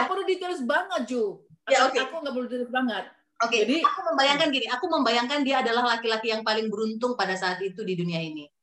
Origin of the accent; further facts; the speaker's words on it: North Sumatra, Indonesia; Kita orang Sumatera lah, Sumatera atau Jawa.